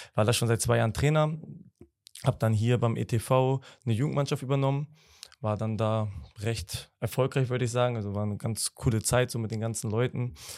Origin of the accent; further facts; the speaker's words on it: Bremen, Germany; moved away as an adult; now in Hamburg, Germany; ich bin gebürtiger Bremer. Ähm, habe da auch ganz normal das Prozedere Schule, Fußballverein und so